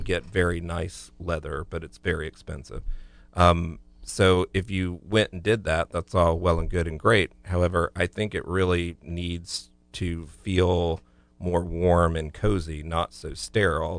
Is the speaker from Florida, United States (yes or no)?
yes; Florida, United States; growing up in Florida